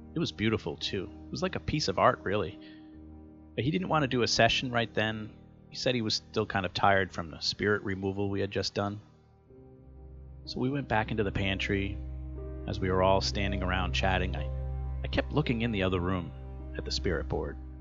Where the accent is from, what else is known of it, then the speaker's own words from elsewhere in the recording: Rhode Island, United States; my home state of Rhode Island